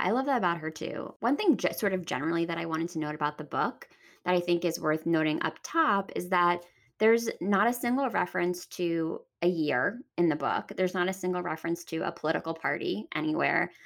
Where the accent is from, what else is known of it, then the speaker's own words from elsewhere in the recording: Pennsylvania, United States; moved away as an adult; also born or lived in Washington, D.C.; I'm from Pennsylvania